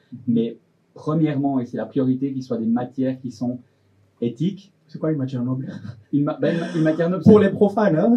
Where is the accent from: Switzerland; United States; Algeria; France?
Switzerland; Delémont, Jura; je venais du Jura de Lémont